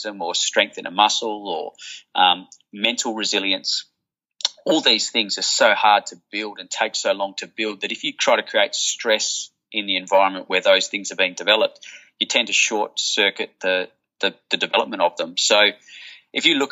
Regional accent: Perth, Western Australia, Australia; where I grew up in Willerton

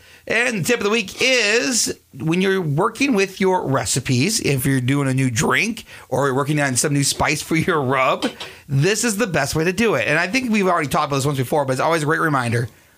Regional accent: Springfield, Minnesota, United States; When I grew up in Springfield.

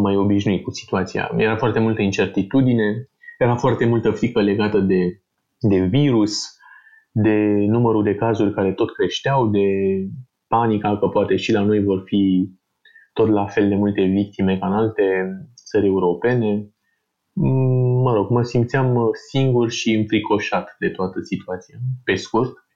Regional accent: Bucharest, Romania; sunt din București de mult, eu și familia mea

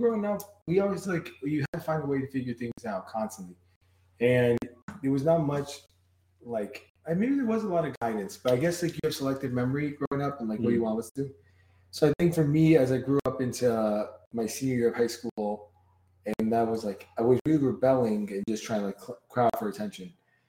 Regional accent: Brooklyn, New York, United States

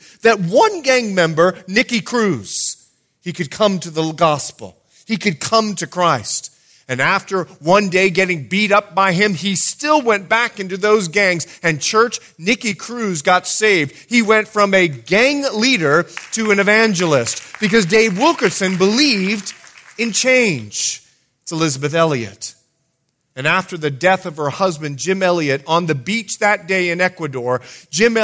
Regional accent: Bahamas; moved away as an adult; also born or lived in Fort Lauderdale; I'm a born and raised Bahamian. And I want to let you know, I'm from the Bahamas

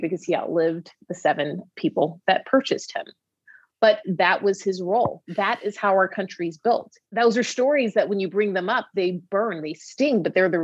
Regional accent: Atlanta, Georgia, United States; moved away; I'm from Atlanta, Georgia

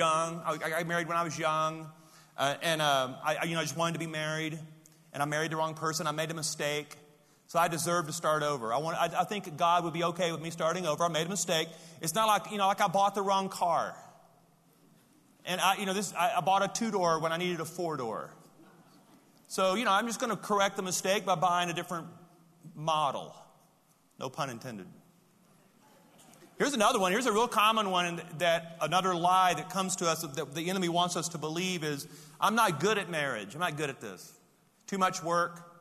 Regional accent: Louisiana, United States; I'm from Louisiana

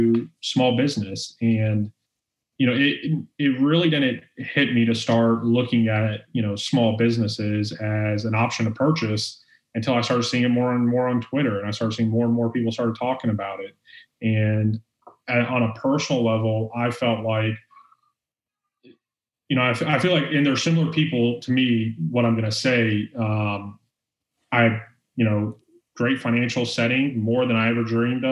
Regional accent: Orlando, Florida, United States; born and raised in Orlando, Florida

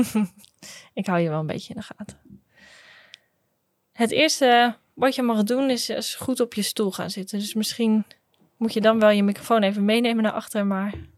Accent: Groningen, Netherlands; Ik kom ook uit Groningen, geboren en getogen

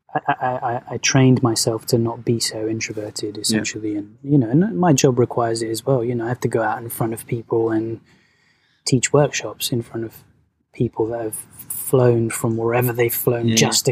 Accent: London, United Kingdom; also born or lived in Venezuela; I was one year old. All right, so London. Been here the whole time. Yeah, yeah. I grew up here.

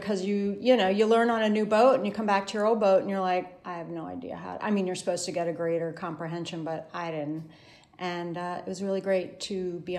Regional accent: Richmond, Virginia, United States; I'm from Richmond, Virginia.

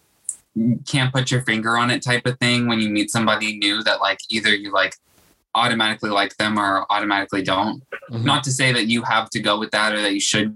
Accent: Metairie, Louisiana, United States; also born or lived in New Orleans; now in New York City, United States; I grew up out in Metairie, which is like a 15-minute drive. It's the suburbs

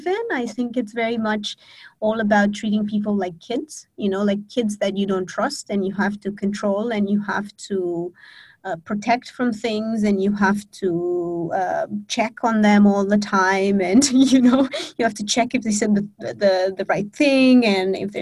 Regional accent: Romania; now in Bali, Indonesia; I'm born and raised in Romania, but I have lived on 4 continents in 7 different countries so far.

